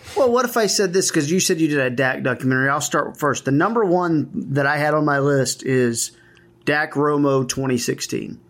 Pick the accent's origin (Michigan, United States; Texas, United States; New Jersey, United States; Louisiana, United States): Texas, United States; North; my hometown is all New Texas, about forty minutes south of here